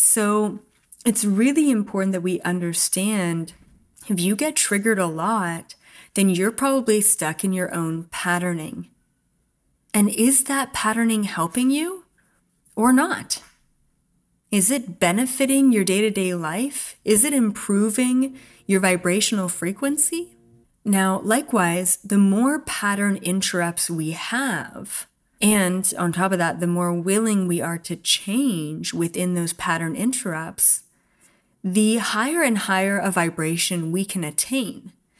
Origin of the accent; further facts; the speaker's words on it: Canada; I grew up in Canada in Four Seasons and I loved cross-country skiing and I can't wait to do that again.